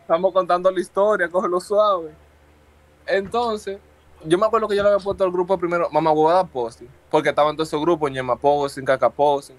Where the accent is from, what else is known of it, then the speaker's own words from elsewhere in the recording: Santo Domingo, Dominican Republic; yo nací en Santo Domingo, en Isidro, 100% capitaleño